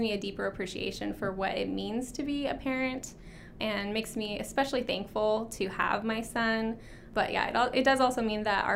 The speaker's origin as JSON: {"language": "English", "town": "Troutdale", "region": "Oregon", "country": "United States", "tie": "born or raised there", "also_born_or_lived": "Salem, Oregon", "said": "I was born and raised in this area. So I grew up in Troutdale. I went to Reynolds High School"}